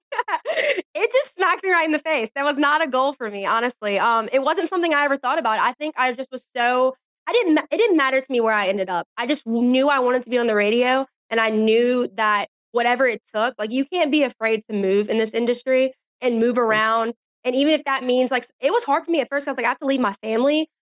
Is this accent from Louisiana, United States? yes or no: yes; Baton Rouge, Louisiana, United States; moved away as an adult; now in Jackson, United States; Baton Rouge is just such a special place to live. And it's just such a great atmosphere and a great place to grow up